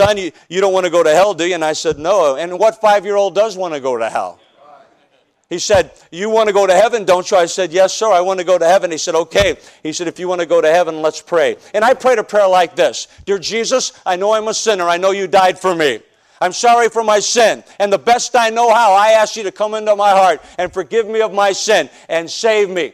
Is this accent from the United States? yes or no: yes; Chicago, Illinois, United States; I'm from South Side of Chicago